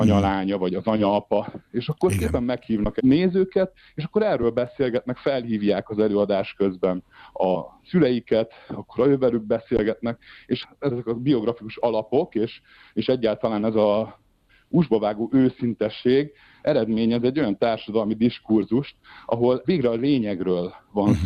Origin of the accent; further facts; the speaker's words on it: Hungary; moved away as an adult; now in Switzerland; ez volt az első nagy szerepem Magyarországon, a saját szülővárosomban